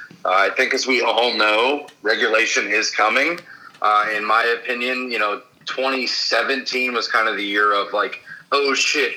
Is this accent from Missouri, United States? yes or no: yes; Southeast Missouri, United States; moved away; Southeast Missouri